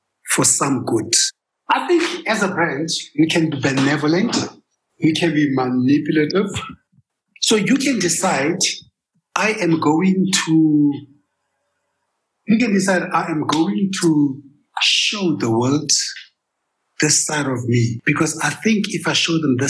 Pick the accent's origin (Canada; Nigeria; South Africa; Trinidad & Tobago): South Africa; Kimberley, Northern Cape; moved away as an adult; also born or lived in Johannesburg, South Africa / United States; I came from Kimberley. I was born and raised in Kimberley. I came to Joburg to study accounting, dropped out and moved to the US